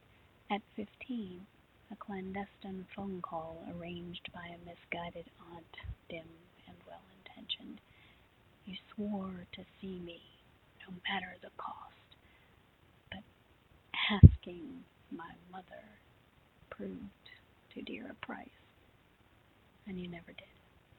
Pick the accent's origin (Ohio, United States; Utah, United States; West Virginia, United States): West Virginia, United States; Cross Lanes; now in Virginia, United States; I'm originally from Cross Lanes, West Virginia, but I've spent the bulk of my life now in Virginia.